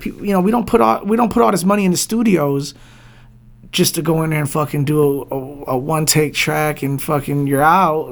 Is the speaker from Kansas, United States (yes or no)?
no; Detroit, Michigan, United States; Born and raised in Southwest Detroit, you know, like, born and raised in Southwest Detroit, still in Southwest Detroit